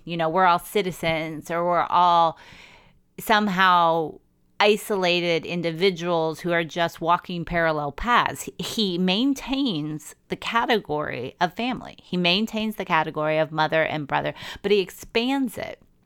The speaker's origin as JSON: {"language": "English", "country": "United States", "said": "as an American"}